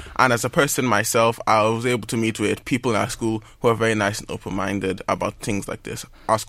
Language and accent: English; Ireland; Well, my parents were born in Nigeria, but yes. I was born in Ireland.